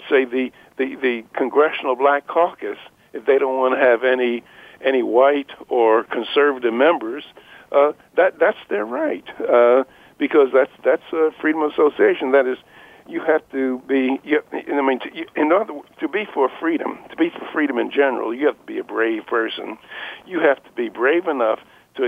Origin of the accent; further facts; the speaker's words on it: Philadelphia, Pennsylvania, United States; When I was a kid, I grew up in North Philadelphia, in the slums of North Philadelphia, and I'm 82 years old.